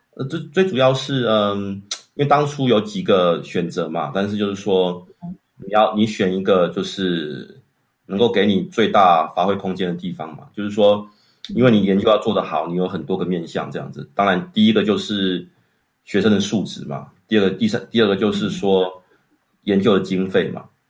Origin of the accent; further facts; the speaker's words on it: Changhua, Changhua County, Taiwan; moved away as an adult; also born or lived in Taipei, Taiwan; now in Switzerland; 我出生在彰化市，然后我爸爸妈妈是，呃，高职跟国中的老师